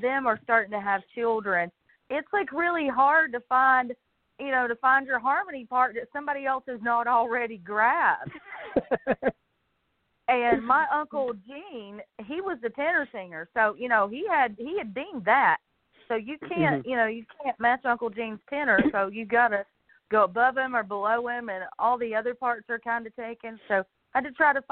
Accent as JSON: {"language": "English", "town": "Weaverville", "region": "North Carolina", "country": "United States", "tie": "born or raised there", "moved": "as an adult", "lives_now": "Morganton, United States", "said": "I'm from Weaverville, North Carolina, which is right outside of Asheville. And I have lived there all my life until a couple of years ago when I moved here to Morganton, North Carolina"}